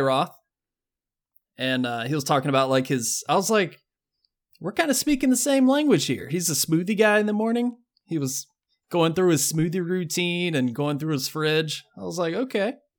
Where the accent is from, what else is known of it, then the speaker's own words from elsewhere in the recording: the South, United States; I grew up in the South